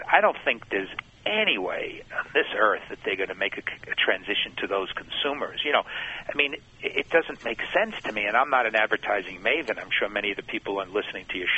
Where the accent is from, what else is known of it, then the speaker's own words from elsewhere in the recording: New York, United States; I'm a neighborhood store guy, but I'm from New York